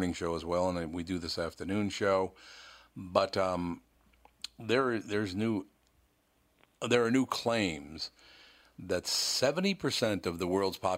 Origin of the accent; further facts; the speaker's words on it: Minneapolis, Minnesota, United States; I grew up in North Minneapolis, a very poor kid